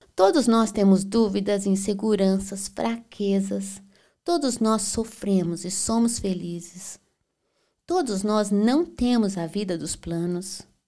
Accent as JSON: {"language": "Portuguese", "town": "Belo Horizonte", "region": "Minas Gerais", "country": "Brazil", "also_born_or_lived": "Berlin, Germany", "moved": "yes", "lives_now": "Florianópolis, Brazil", "said": "Eu sou mineira de Belo Horizonte"}